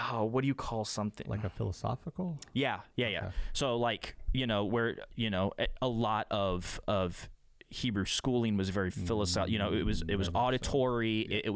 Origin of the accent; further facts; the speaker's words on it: United States; as a Westerner, like as an American yeah. Westerner